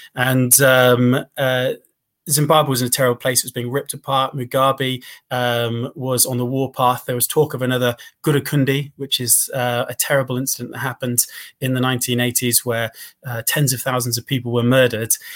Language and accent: English; United Kingdom; my privilege as a British guy